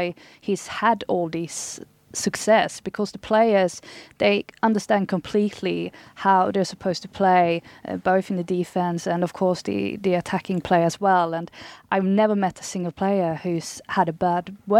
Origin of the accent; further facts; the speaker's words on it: southern Sweden, Sweden; English is a second language; now in England; I'm actually from the southern part of Sweden, so okay. My accent is not very good for this